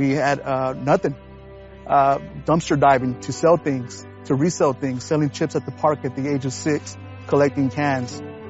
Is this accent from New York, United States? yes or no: no; Texas, United States; I am a proud Texan, born and raised. I'm an American of Mexican heritage.